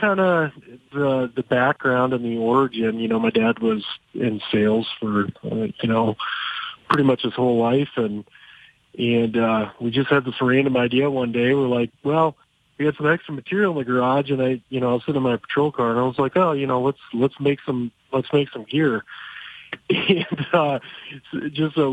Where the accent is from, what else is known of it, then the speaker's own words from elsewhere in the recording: Rapid City, South Dakota, United States; born and raised in Rapid City, South Dakota